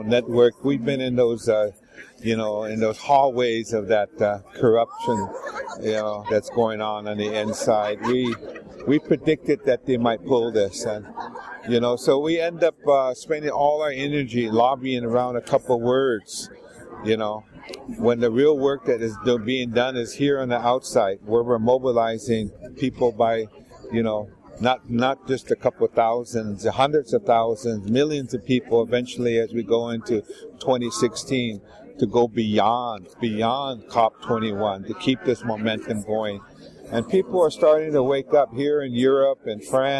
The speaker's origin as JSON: {"language": "English", "country": "United States", "said": "I'm from the United States."}